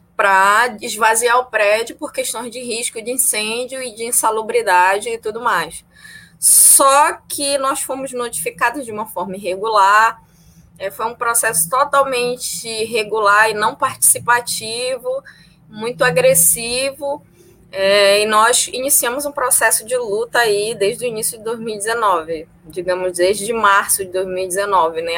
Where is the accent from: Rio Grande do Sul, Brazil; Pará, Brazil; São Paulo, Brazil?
Pará, Brazil; Belém; now in Niterói, Brazil; eu sou natural de Belém do Pará, mas moro em Niterói desde 2014